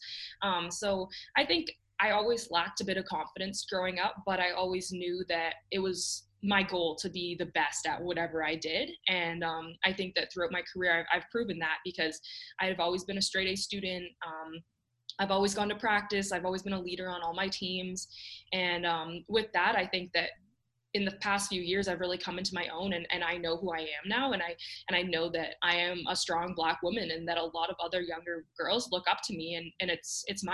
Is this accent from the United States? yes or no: no; Canada; growing up in Canada